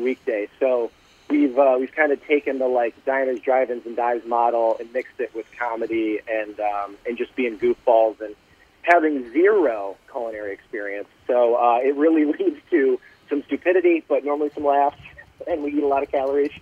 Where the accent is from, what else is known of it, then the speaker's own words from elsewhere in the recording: Detroit, Michigan, United States; I'm a Detroit guy